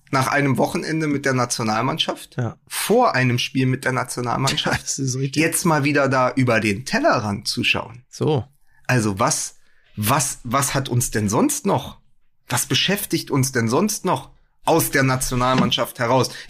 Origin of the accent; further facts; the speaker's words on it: Berlin, Germany; als Berliner